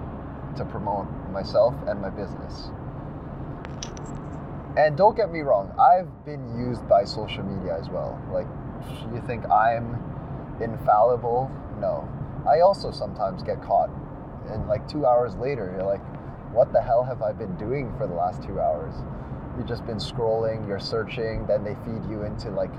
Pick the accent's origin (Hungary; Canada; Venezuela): Canada; we're Canadian